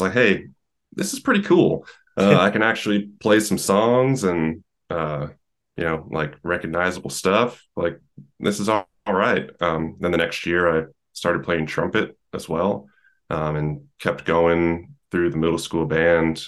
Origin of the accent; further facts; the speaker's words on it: Brookline, New Hampshire, United States; moved away as an adult; also born or lived in Hollis, New Hampshire / Nashville, Tennessee; I grew up um, in a small town in New Hampshire. Um, first, in a little town called Brookline for about 12 years. And then I uh, moved to Hollis, New Hampshire for six years